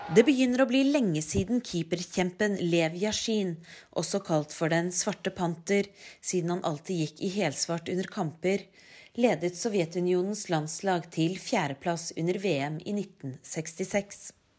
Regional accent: Norway; now in Moscow, Russia; Som nordmenn

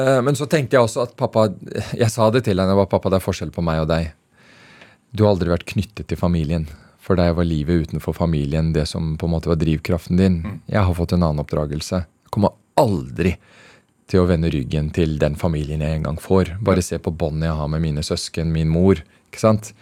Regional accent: Norway; moved away as an adult; also born or lived in Afghanistan; now in Beirut, Lebanon; oppveksten i Norge

